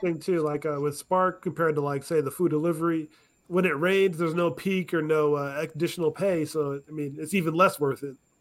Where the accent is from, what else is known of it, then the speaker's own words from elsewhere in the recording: Alaska, United States; moved away as an adult; now in Arizona, United States; I grew up in Alaska